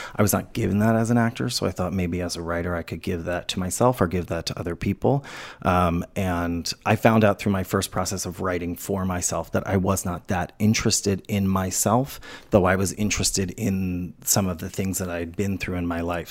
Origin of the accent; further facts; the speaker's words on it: New Orleans, Louisiana, United States; moved away; I grew up in New Orleans